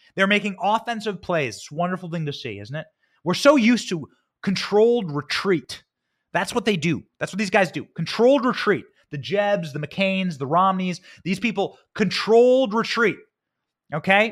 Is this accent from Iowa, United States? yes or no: yes; Iowa, United States; moved away; my home state of Iowa. That's where I was raised.